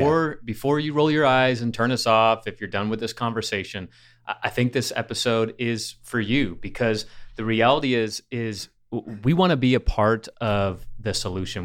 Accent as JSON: {"language": "English", "region": "Michigan", "country": "United States", "tie": "born or raised there", "said": "growing up in Michigan, we went to Cedar Point"}